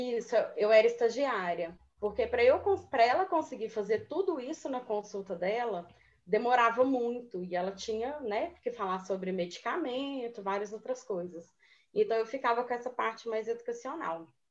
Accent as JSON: {"language": "Portuguese", "town": "Moema", "region": "Minas Gerais", "country": "Brazil", "moved": "as an adult", "lives_now": "Belo Horizonte, Brazil", "said": "de Moema, que é uma cidade bem pequenininha, é de onde eu sou."}